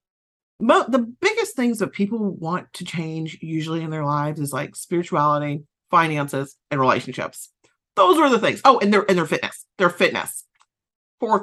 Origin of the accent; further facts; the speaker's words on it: Southern United States, United States; accent: Southern; my Southern accent kicked in there some